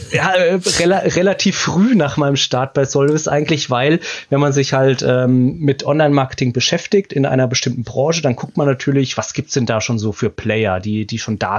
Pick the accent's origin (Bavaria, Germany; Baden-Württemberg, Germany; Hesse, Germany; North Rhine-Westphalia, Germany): Baden-Württemberg, Germany; Mosbach; also born or lived in Hamburg; now in Ilsede, Germany; in Baden-Württemberg, mhm. in meiner Heimatstadt, wo ich auch geboren bin, in Mosbach.